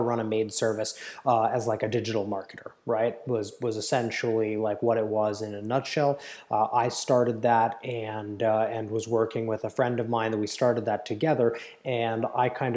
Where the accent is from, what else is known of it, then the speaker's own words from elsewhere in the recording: Palo Alto, California, United States; I grew up in Silicon Valley. I grew up in Palo Alto